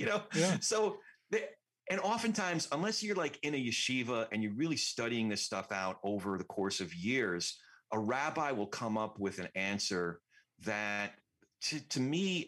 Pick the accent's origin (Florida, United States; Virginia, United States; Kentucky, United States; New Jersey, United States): New Jersey, United States; also born or lived in New York; we started out in New York. I grew up in Jersey